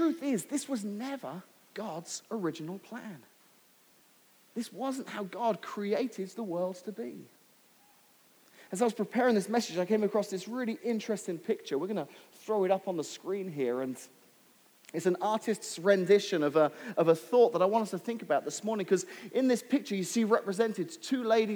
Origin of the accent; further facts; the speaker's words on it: England, United Kingdom; now in United States; growing up in England